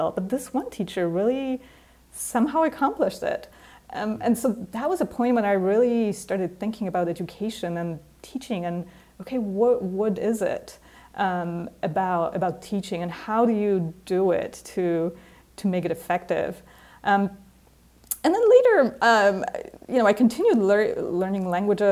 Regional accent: Poland; English is a second language; I grew up in Poland

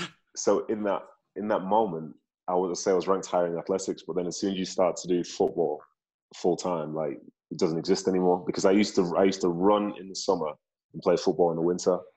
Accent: Manchester, North West England, United Kingdom; moved away as an adult; also born or lived in Nigeria / London; now in United States; Manchester feels like home, and so does Nigeria, because that's ultimately where my parents are from. That's where I was born.

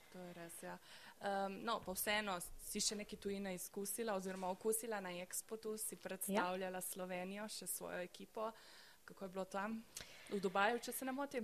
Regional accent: Nova Gorica, Goriška, Slovenia; kot novogoričanka

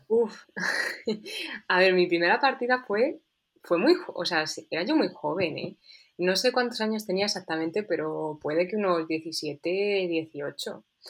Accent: Toledo, Castilla-La Mancha, Spain

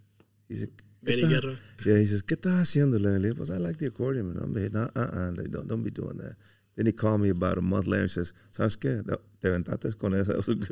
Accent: Pearsall, Texas, United States; But I'm originally from South Texas, from Pearsall.

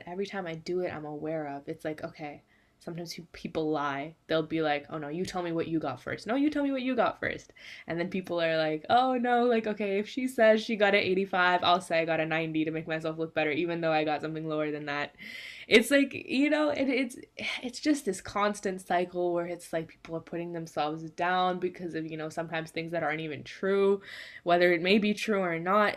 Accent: California, United States; I am from California in the United States.

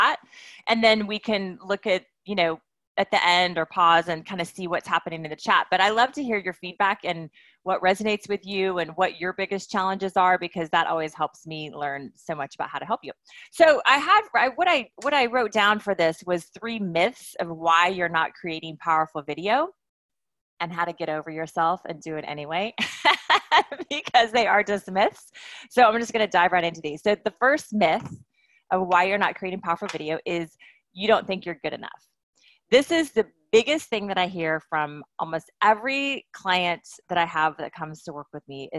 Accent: Wichita, Kansas, United States; now in Santa Monica, United States; I'm a Kansas girl. I grew up in Wichita

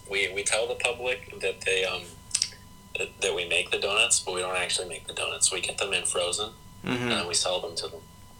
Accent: Melfort, Saskatchewan, Canada; born or raised there

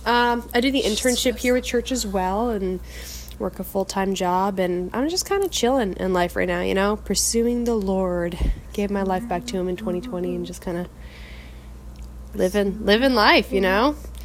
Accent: Florida, United States; 22. That's how old I am. Born and raised in Florida. Never lived anywhere else.

